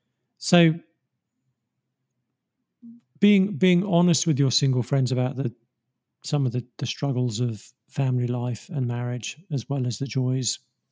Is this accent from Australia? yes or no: no; England, United Kingdom; I mean, I'm English, so I love English countryside